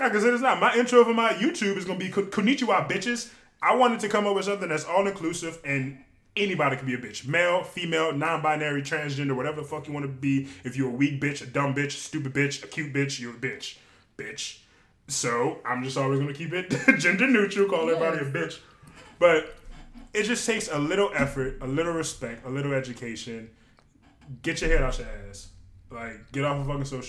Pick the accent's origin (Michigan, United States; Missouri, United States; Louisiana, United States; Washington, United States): Louisiana, United States; West Bank; growing up on the West Bank, I grew up around so many white people, Asian people